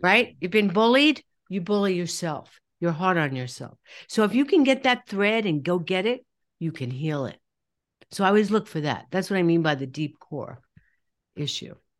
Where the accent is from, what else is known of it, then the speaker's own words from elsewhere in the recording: New York, United States; I'm from New York